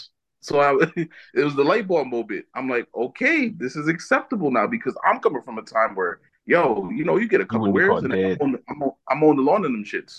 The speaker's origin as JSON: {"language": "English", "country": "United States", "tie": "born or raised there", "moved": "yes", "said": "I grew up in Jersey, New York"}